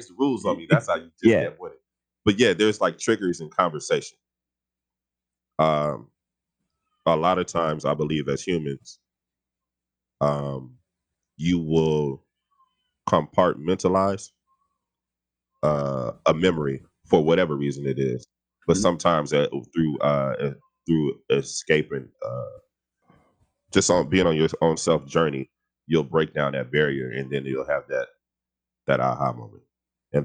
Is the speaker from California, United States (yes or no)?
yes; Los Angeles, California, United States; I grew up on the west side of LA and off of like Fairfax and Adams